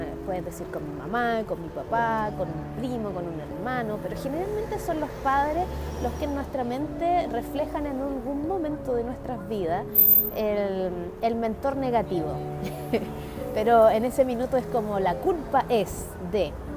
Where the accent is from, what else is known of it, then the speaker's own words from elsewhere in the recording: Chile; identidad local como chileno